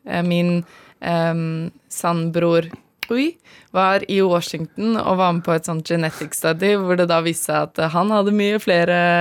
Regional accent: Asker, Akershus, Norway; moved away as an adult; now in Namibia; jeg er fra Asker

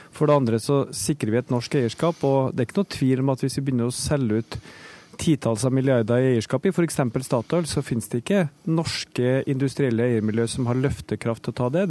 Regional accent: Trondheim, Trøndelag, Norway; min hjemby Trondheim

